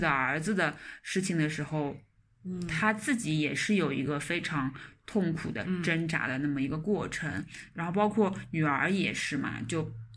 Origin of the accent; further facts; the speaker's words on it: China; 因为我们中国人